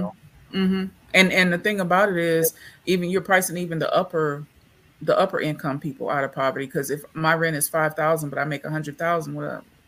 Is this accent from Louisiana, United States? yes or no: yes; Louisiana, United States; and I'm from Louisiana. So Louisiana is very spiritual.